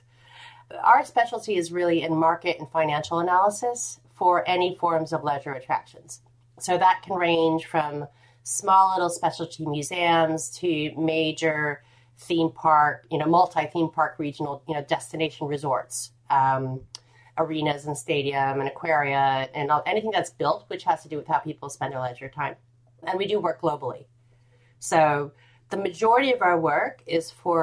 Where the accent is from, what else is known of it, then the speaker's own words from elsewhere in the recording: United States; now in United Kingdom; as an American living in the UK